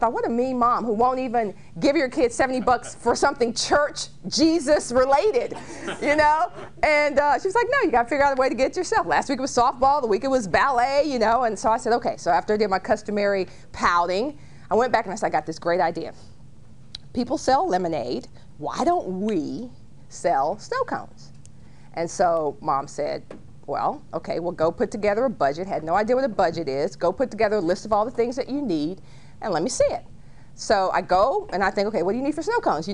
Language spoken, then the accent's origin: English; Dallas, Texas, United States; I grew up in Dallas and started my first business when I was 9 years old